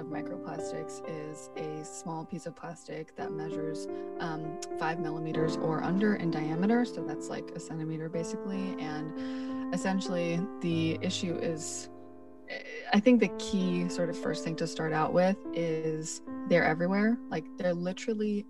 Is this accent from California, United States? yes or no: no; New York City, New York, United States; I'm born and raised in Brooklyn